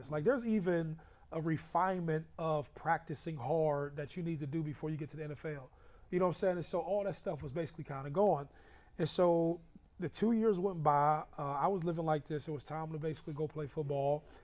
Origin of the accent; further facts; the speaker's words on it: Youngstown, Ohio, United States; also born or lived in Columbus, Ohio; we grew up in Youngstown.